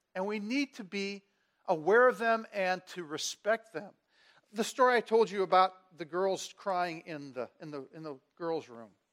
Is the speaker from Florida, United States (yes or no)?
no; Washington, District of Columbia, United States; I transferred back to my hometown, to Washington, D C, so I could work in the, the youth ministry of the church where I had grown up